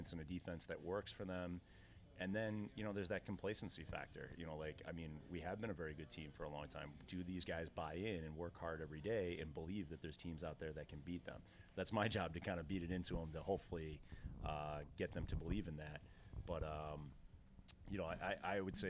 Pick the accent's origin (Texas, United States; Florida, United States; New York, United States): New York, United States; now in New Hampshire, United States; I grew up in New York